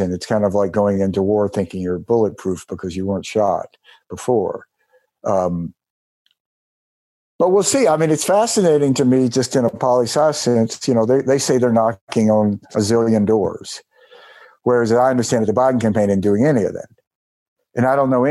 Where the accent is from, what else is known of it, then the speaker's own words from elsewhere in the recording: Mississippi, United States; my home state of Mississippi